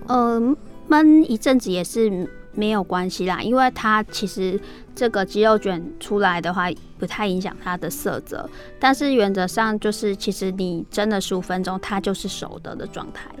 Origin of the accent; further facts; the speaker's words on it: Taiwan; 我们真的 只要是身为台湾人